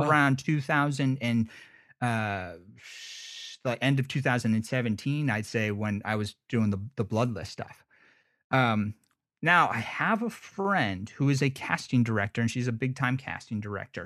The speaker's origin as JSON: {"language": "English", "country": "United States", "tie": "born or raised there", "said": "I'm from Lake Tahoe"}